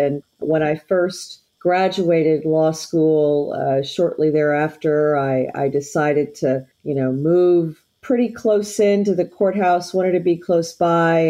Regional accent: Houston, Texas, United States; I'm a fourth generation Houstonian. I've been here a long time, went to Lamar High School over on Westheimer

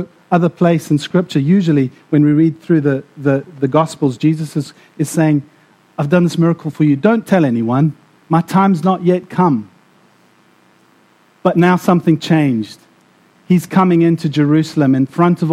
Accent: South Africa; also born or lived in Namibia; now in Scotland, United Kingdom; I grew up in South Africa and Namibia as well

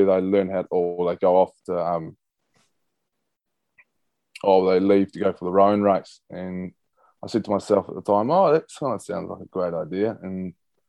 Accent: Christchurch, Canterbury, New Zealand; born and bred in Christchurch

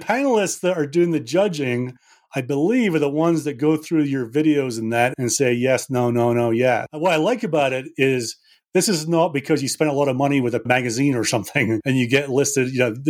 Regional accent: Scotland, United Kingdom; So I'm from Scotland, Sharon. We're simple people.

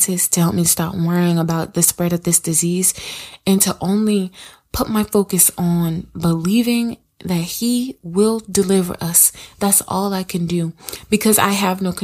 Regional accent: South Carolina, United States; I'm from South Carolina. The city that I live

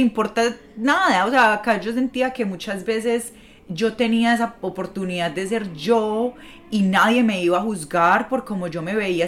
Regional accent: Medellín, Antioquia, Colombia; moved away as an adult; now in New York, United States; yo llevo viviendo siete años acá en Nueva York y desde que yo me mudé de, de Medellín

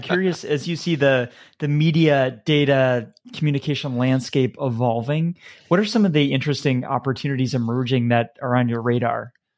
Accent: United States; being an American

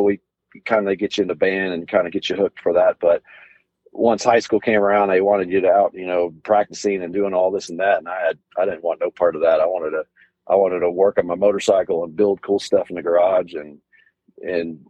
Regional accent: Southlake, Texas, United States; I was born in Southlake, Texas, which is a kind of little suburb of the Dallas-Fort Worth area here

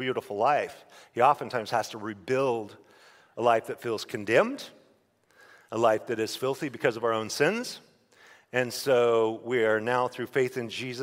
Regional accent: Idaho, United States; I'm a redneck from Idaho

